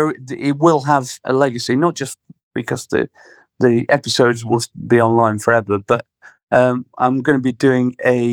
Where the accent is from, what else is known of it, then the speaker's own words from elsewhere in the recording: Sheffield, Yorkshire and the Humber, United Kingdom; Well, Sheffield was quite interesting when we were growing up because it was kind of right in the middle of Margaret Thatcher destroying the steel community